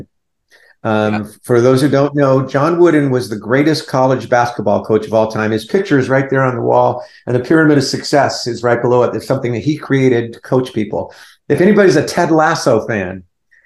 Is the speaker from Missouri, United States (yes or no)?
no; Southern California, United States; now in Barboursville, Virginia, United States; I grew up in Southern California. I was a Valley boy